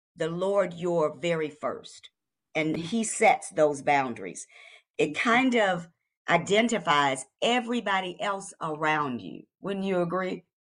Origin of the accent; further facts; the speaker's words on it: Kentucky, United States; now in Atlanta, United States; I am from Kentucky